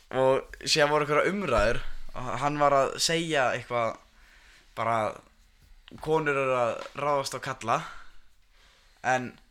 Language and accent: Icelandic; Reykjanesbær, Southern Peninsula, Iceland